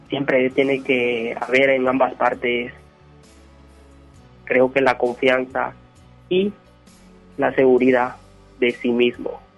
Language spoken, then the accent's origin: Spanish; Honduras; now in Monterrey, Mexico; Eh, soy hondureño